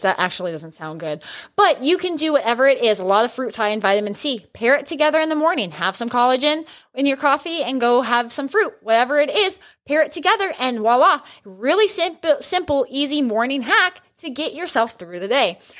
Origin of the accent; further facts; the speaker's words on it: New Mexico, United States; I grew up in New Mexico